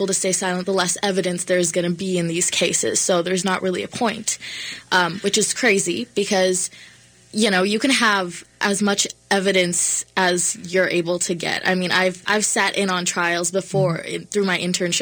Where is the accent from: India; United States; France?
United States; Prior Lake, Minnesota; I grew up in Prior Lake, Minnesota